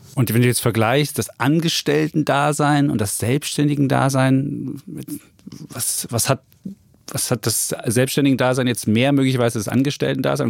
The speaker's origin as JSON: {"language": "German", "region": "East Germany", "country": "Germany", "said": "als Ossi"}